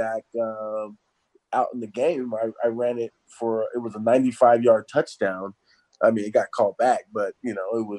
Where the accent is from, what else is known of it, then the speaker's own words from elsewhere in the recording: Southern California, United States; also born or lived in Chicago, Illinois; I was born in Chicago, I was born in Chicago, lived there for a few years, and then went out to Southern California where I was introduced to football